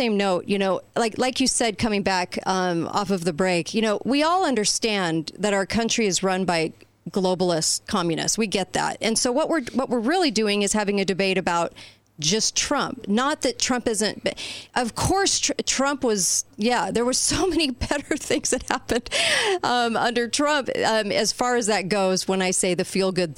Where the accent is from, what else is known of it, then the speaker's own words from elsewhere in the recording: California, United States; I am from California. I grew up there.